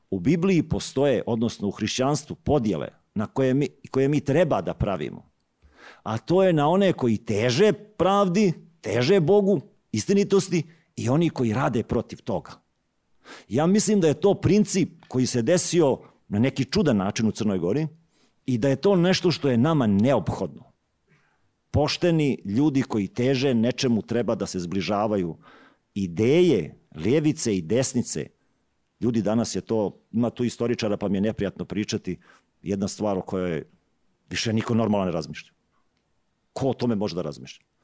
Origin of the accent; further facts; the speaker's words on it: Šibenik-Knin County, Croatia; Rođen sam u Đu, Đujićevom kraju.